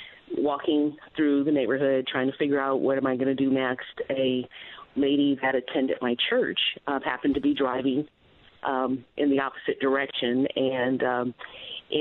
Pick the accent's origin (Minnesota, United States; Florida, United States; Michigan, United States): Michigan, United States; Detroit; now in San Diego, United States; growing up in Detroit